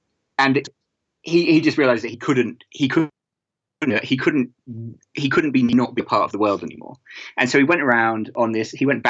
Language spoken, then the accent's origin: English; United States; born there; I was born in the States. And my family, my dad's American and my mum is English.